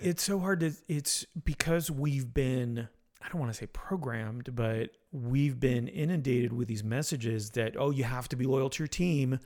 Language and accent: English; Montreal, Quebec, Canada; moved away; also born or lived in Florida; I was born in Montreal.